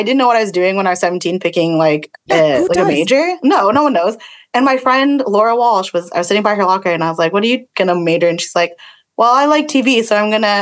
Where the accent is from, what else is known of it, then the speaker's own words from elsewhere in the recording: Oakville, Ontario, Canada; also born or lived in Hamilton; I grew up in Oakville.